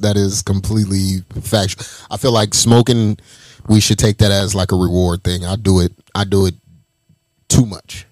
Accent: Las Vegas, Nevada, United States; I'm I'm from Vegas, born and raised

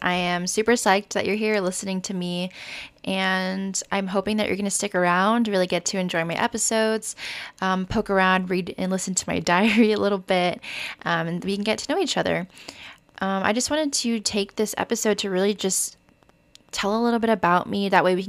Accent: Oklahoma, United States; also born or lived in Florida; I am Vietnamese American. I'm originally from Oklahoma, moved to Florida, and now just kind of floating around the country, seeing where the world and my career takes me.

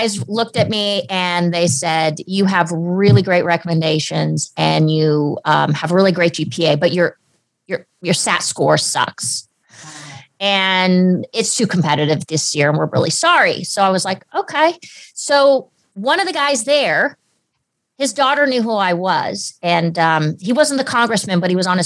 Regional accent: Southern California, United States; also born or lived in Germany; I was born and raised in Southern California

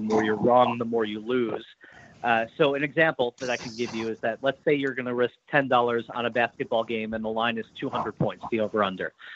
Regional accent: New York, United States; moved away; also born or lived in Boston; I grew up in New York. I went to school in Boston. I lived there for a number of years.

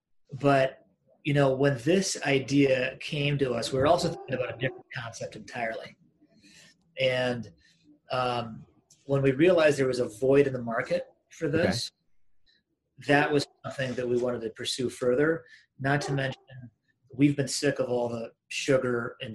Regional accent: Washington, United States; moved away as an adult; also born or lived in Iowa / Kansas City / Chicago; now in Minneapolis, United States; I was born in Iowa, and then I grew up in Washington State. So I spent basically sixth grade until I graduated high school in Washington State, then went to college at the University of Kansas, lived in KC for just under 4 years after school, moved to Chicago

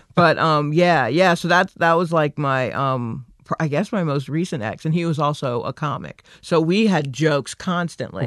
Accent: Stone Mountain, Georgia, United States; I grew up in Stone Mountain

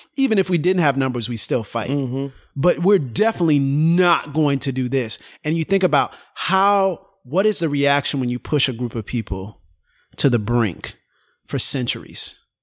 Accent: Florida, United States; moved away; I'm from Florida

